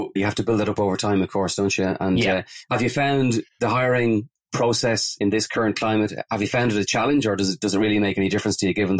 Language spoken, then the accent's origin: English; Ireland; In true Irish style